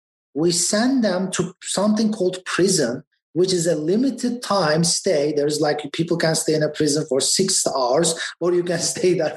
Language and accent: English; Istanbul, Turkey; moved away as an adult; also born or lived in Boston, United States; now in United States; I went to the best schools in my country. I was born in Boston, and we moved back to Istanbul, and I lived there for 20 years and moved back to US 10 years ago